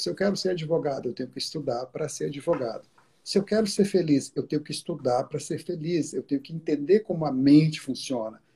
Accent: Minas Gerais, Brazil; also born or lived in Curitiba, Brazil; now in New York, United States; Eu sou originalmente eu sou de Minas Gerais mas adotei como adotei Curitiba como minha, minha segunda segunda casa

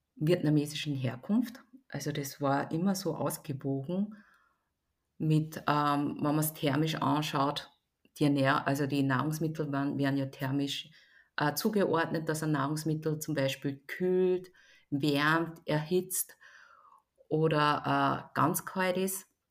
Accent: Linz, Upper Austria, Austria; Hören tut man es auch nicht, weil ich bin in Österreich geboren, in Linz, in Oberösterreich.

